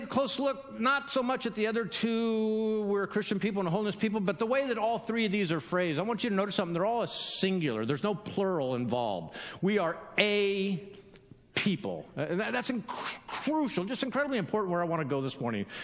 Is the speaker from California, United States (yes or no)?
yes; California, United States; I'm from California